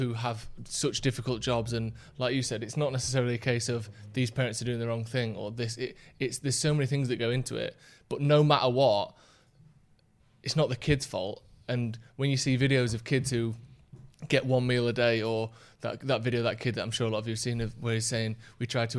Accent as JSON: {"language": "English", "town": "Bassetlaw", "region": "East Midlands", "country": "United Kingdom", "said": "I'm from Bassett Law, workshop is in Bassett Law"}